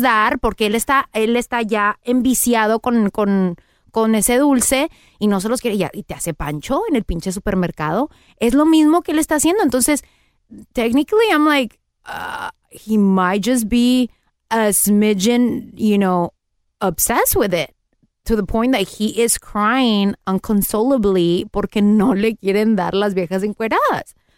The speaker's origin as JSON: {"language": "Spanish", "country": "Mexico", "moved": "yes", "lives_now": "Los Angeles, United States", "said": "Soy mexicana"}